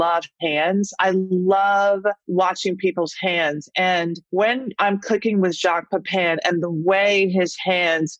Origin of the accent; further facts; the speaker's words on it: the South, United States; moved away; as a Southerner